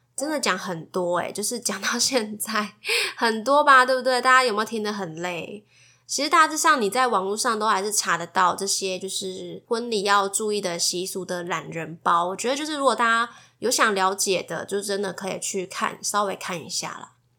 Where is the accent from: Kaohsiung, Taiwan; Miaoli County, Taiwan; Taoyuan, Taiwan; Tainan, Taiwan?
Kaohsiung, Taiwan; moved away as an adult; now in Taipei, Taiwan; 因为我是高雄人，所以我从高雄要嫁到台北